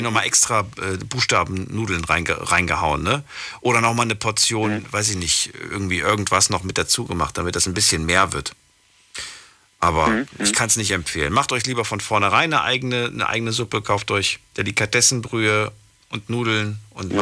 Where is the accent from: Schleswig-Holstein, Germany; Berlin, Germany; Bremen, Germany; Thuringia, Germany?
Thuringia, Germany; Ich bin ja schließlich auch in Thüringen geboren